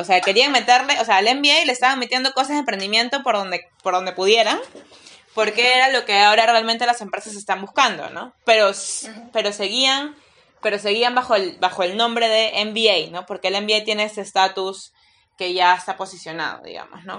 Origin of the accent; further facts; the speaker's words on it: Peru; soy peruana